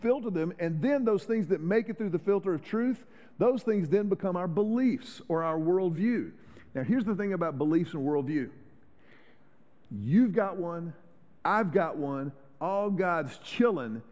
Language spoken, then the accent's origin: English; Houston, Texas, United States; I grew up in Houston.